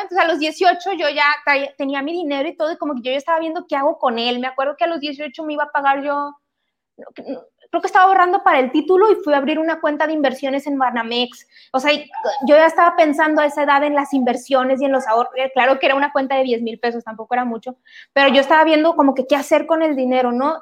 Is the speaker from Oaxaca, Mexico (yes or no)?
no; Monterrey, Nuevo León, Mexico; vivo en Monterrey, soy regia